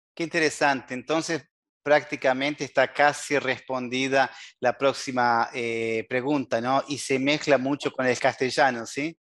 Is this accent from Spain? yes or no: no; Uruguay